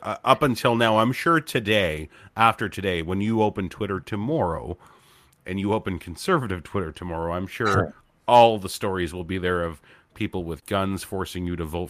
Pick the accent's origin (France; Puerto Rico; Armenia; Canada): Canada; I'm proud of that as a Canadian.